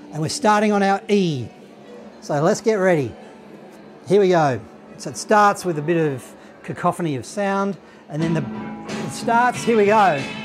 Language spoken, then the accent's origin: English; Australia; accent: Australian; My Australian accent